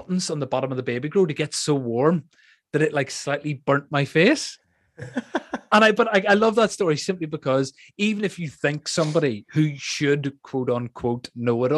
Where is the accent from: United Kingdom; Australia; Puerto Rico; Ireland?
Ireland; an Irishman